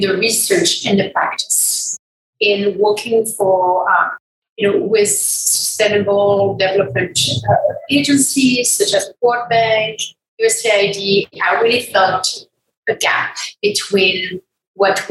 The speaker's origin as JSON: {"language": "English", "country": "France", "also_born_or_lived": "Wyoming, United States", "moved": "as an adult", "lives_now": "United States", "said": "I'm from France originally"}